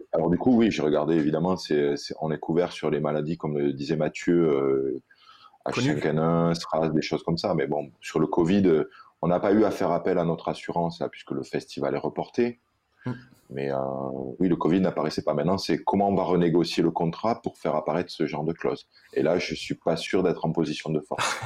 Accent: Réunion; chez nous à la Réunion

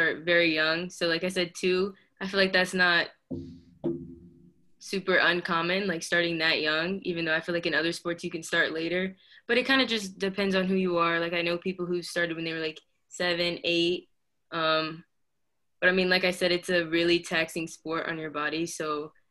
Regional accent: DeSoto, Texas, United States; also born or lived in Coppell, Texas / Dallas, Texas; I grew up in DeSoto, Texas, and then I ended up moving to Coppell

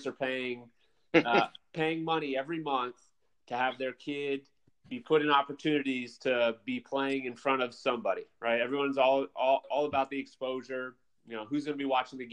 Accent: Phoenix, Arizona, United States; I'm a West Coast guy. I was born and raised here in Phoenix

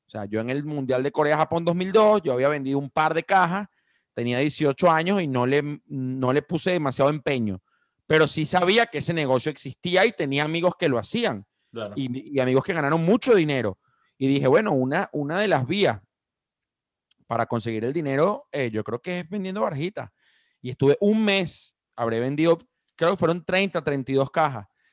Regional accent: Venezuela; estando yo ya a finales de bachillerato en Venezuela

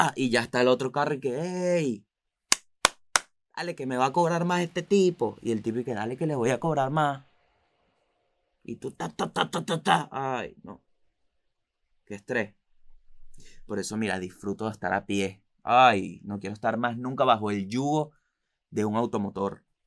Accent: Venezuela; moved away

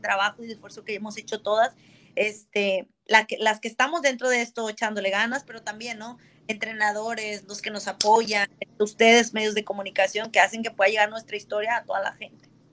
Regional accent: Monterrey, Nuevo León, Mexico; yo soy de Monterrey, Nuevo León, eh, México

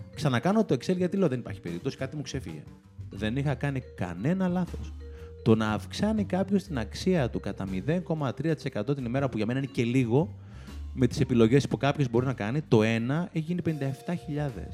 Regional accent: Greece; Είμαι πολύ φανατικό Έλληνα εγώ.

